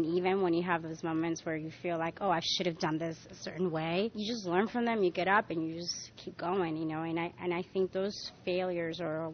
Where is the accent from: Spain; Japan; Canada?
Spain; now in New York, United States; I was born and raised in Spain